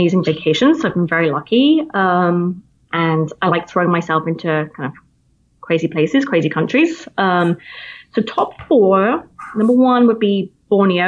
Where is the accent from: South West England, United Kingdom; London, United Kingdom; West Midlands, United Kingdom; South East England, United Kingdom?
South West England, United Kingdom; Plymouth; accent: British; moved away as an adult; now in United States; I'm from Plymouth originally, which is in the southwest coastline.